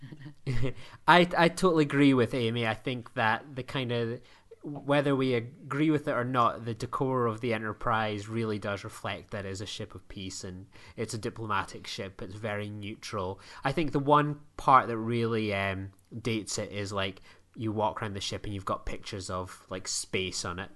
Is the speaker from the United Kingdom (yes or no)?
yes; United Kingdom; I am a British individual